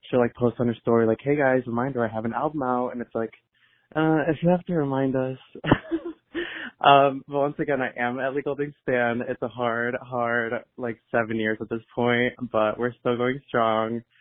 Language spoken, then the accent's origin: English; Ireland; because I grew up in Southern Ireland as a Protestant